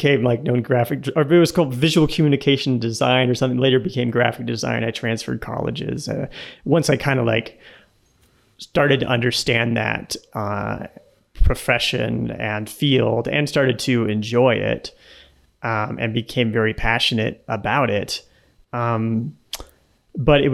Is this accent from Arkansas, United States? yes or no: no; Nebraska, United States; moved away as an adult; also born or lived in San Jose / San Francisco; now in Colombia; I grew up in Nebraska in the middle of the US